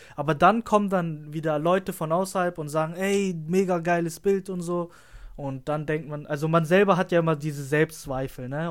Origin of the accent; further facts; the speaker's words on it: Lüneburg, Lower Saxony, Germany; ich komme aus Lüneburg, das heißt, ich fahre immer anderthalb Stunden zur Schule